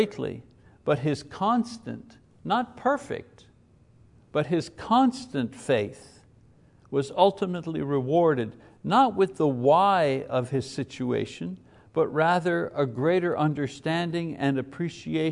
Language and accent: English; Quebec, Canada; you were a Catholic and you were growing up in Quebec in the 50s, which I was.